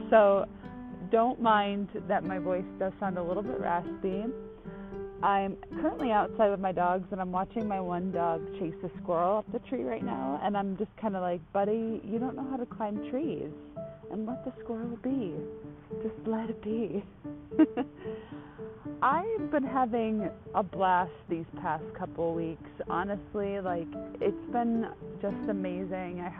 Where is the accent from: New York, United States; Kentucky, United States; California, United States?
New York, United States; Buffalo; Well, I just got back to Buffalo a couple weeks ago, so I'll put it like that way because I'm originally from Buffalo, New York but half my family are from Brooklyn and Long Island.